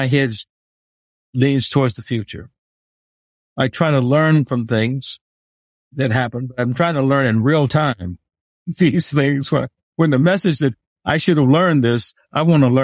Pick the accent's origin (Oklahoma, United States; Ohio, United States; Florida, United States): Oklahoma, United States; Tulsa; born or raised there; also born or lived in Forest City, Arkansas / Kansas City, Missouri